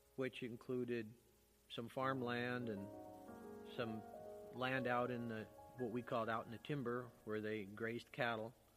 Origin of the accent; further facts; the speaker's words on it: Bickleton, Washington, United States; also born or lived in Seattle, Washington; I was born in Seattle, but I was transported at a week old on Thanksgiving Day, as a matter of fact, to Bickleton, Washington